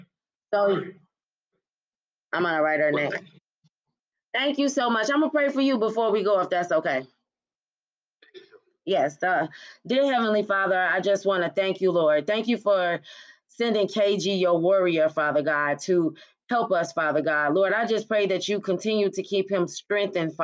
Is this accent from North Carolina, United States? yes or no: no; Chicago, Illinois, United States; I'm from Chicago like you